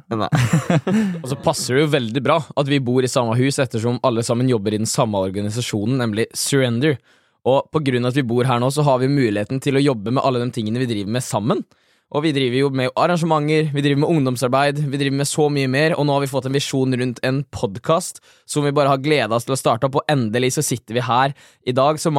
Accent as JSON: {"language": "Norwegian", "town": "Smögen", "region": "Västra Götaland", "country": "Sweden", "second_language": "Norwegian", "lives_now": "Norway", "said": "jeg kommer fra Smøgen i Sverige og er 22 år."}